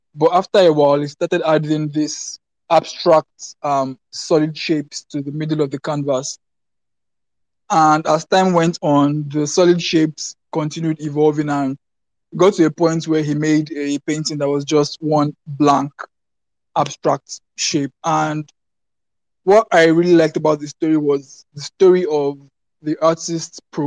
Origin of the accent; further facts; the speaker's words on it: Lagos, Nigeria; I'm from Lagos, Nigeria